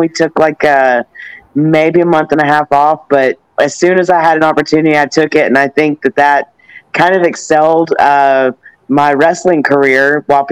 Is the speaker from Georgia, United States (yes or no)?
yes; Atlanta, Georgia, United States; moved away as an adult; also born or lived in Tennessee; now in Texas, United States; I'm from Bad Street, Atlanta, GA, of course. I did grow up in Georgia